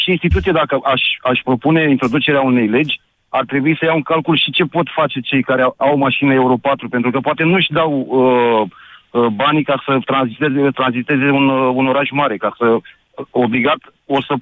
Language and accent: Romanian; Bucharest, Romania; Eu sunt din București.